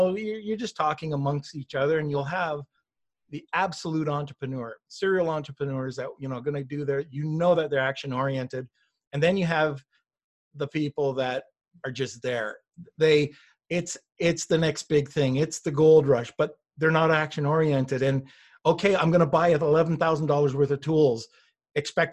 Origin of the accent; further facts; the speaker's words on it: Montreal, Quebec, Canada; moved away; also born or lived in Toronto / New Hampshire / Boston / Seabrook, Massachusetts; I grew up, I was from Montreal and then moved down to Toronto and lived in around the New Hampshire, Boston, Seabrook area in Massachusetts for a little while